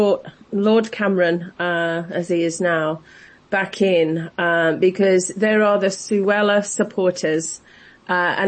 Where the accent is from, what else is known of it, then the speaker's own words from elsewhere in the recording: United Kingdom; as a British public